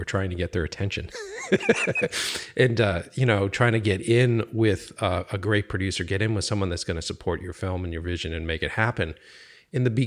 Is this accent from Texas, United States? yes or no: no; Boston, Massachusetts, United States; I grew up in Boston and I was a Boston filmmaker for years